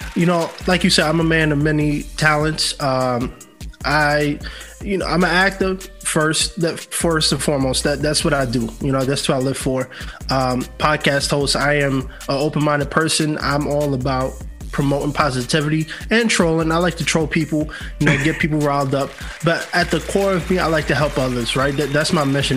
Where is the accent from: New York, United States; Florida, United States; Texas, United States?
New York, United States; New York City; moved away as an adult; now in Los Angeles, United States; born and raised in New York City. Yeah, all my life. I only been in LA for two years now